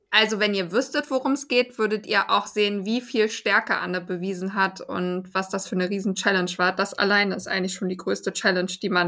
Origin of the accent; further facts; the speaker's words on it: Gladbach, North Rhine-Westphalia, Germany; Die spielen äh, nächstes Jahr bei uns in Gladbach.